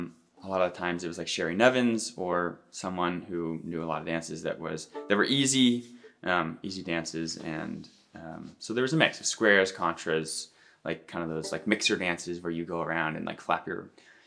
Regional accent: Seattle, Washington, United States; born or raised there

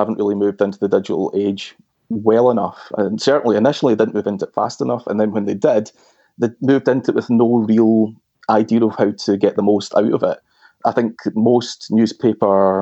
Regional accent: Glasgow, Scotland, United Kingdom; the Herald newspaper in my hometown of Glasgow

